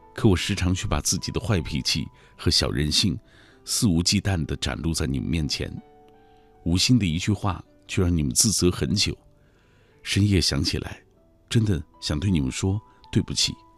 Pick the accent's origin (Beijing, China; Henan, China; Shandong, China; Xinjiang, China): Xinjiang, China; moved away as an adult; also born or lived in Changji / Dushanzi / Karamay; 过去我修车，在故乡新疆啊